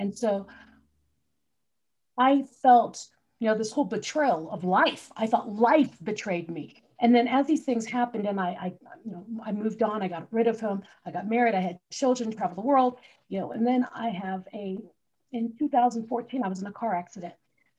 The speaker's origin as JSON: {"language": "English", "country": "Philippines", "tie": "born or raised there", "also_born_or_lived": "New Jersey, United States", "said": "I grew up in the Philippines. I was actually born in New Jersey, but moved there when I was like 6 months old. So grew up in the Philippines."}